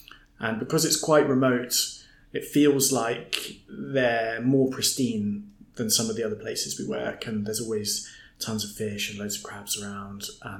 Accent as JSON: {"language": "English", "town": "Plymouth", "region": "South West England", "country": "United Kingdom", "tie": "born or raised there", "said": "I'm from Plymouth originally and spent my teenage years snorkeling around the south coast of Devon"}